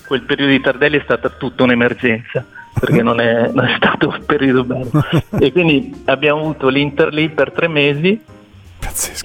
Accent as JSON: {"language": "Italian", "town": "Cusago", "region": "Lombardy", "country": "Italy", "said": "io sono di Cusago, Trezzano sul Naviglio"}